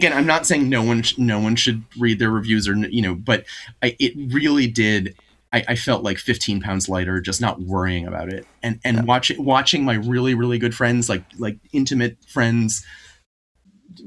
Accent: Vermont, United States; I'm from Vermont

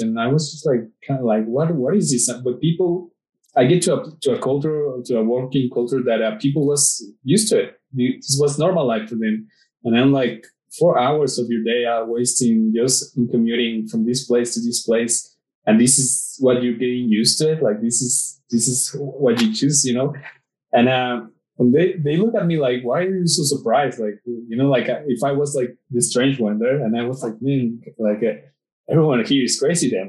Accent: Mexico; in my city in my hometown

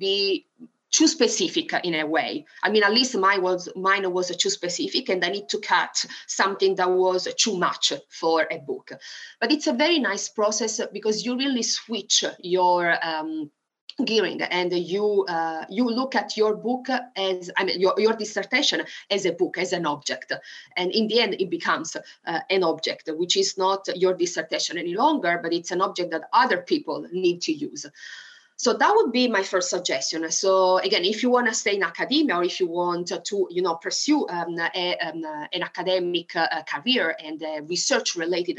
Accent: Italy; English is a second language; moved away as an adult; now in Arkansas, United States; something that really remembers me of my country and of the place where I used to live in the first 20 years of my life is mare, sea, because I used to live on the beach

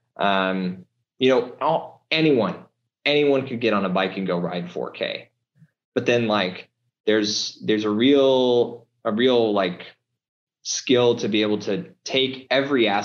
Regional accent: Nebraska and Kansas, United States; I did a lot growing up in Nebraska and Kansas

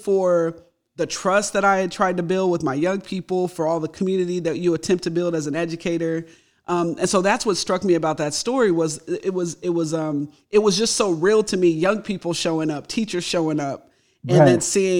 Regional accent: California, United States; I'm from California.

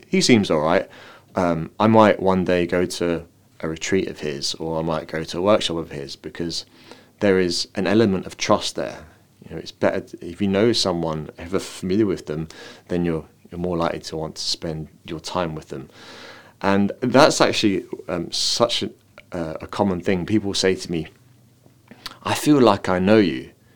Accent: London, United Kingdom; now in Dublin, Ireland; I've come from a city. I come from London, and now I live in Dublin.

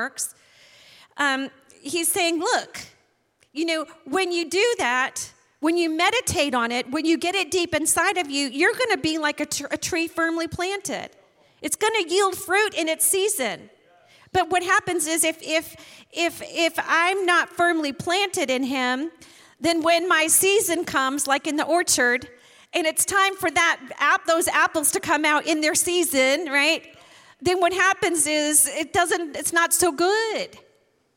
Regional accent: Maine, United States; moved away; I'm from Maine originally, and Shannon and I like to go visit my family

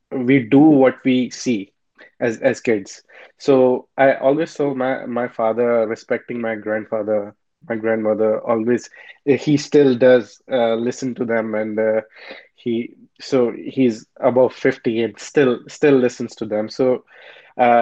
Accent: Rajasthan, India; moved away as an adult; now in Vancouver, Canada; So I'm from India, and I was born in this small town in western part of India, Rajasthan. And I came here in Canada 5 years ago.

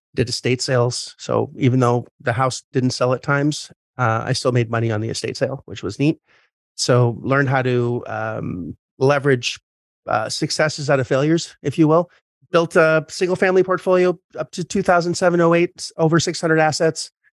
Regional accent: Canada; I'm Canadian

